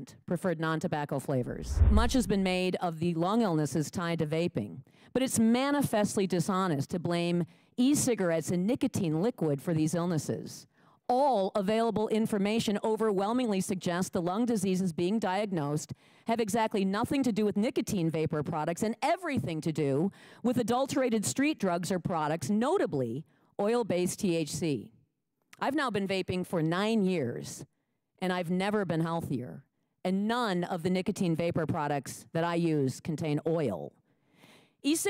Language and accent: English; Lake Mills, Wisconsin, United States; I'm from Lake Mills, Wisconsin.